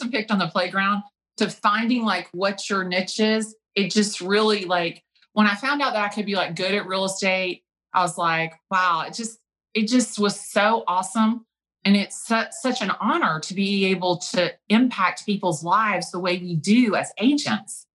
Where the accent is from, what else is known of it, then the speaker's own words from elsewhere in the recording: Atlanta, Georgia, United States; I'm from Atlanta, Georgia